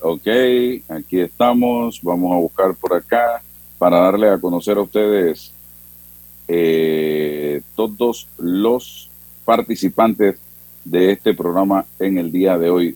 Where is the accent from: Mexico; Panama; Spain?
Panama; cómo somos los panameños